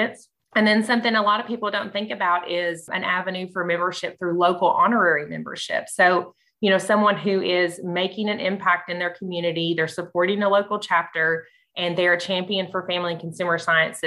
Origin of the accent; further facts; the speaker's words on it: Bowling Green, Kentucky, United States; I am from Bowling Green, Kentucky